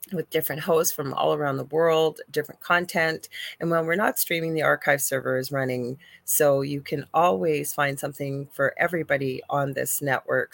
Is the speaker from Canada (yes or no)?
yes; Canada; I'm a Canadian clairvoyant medium